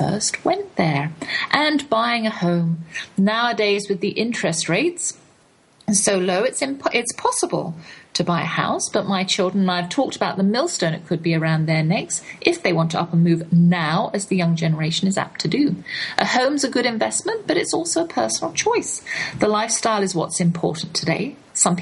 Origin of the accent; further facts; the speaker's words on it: England, United Kingdom; accent: English; now in United States; my English accent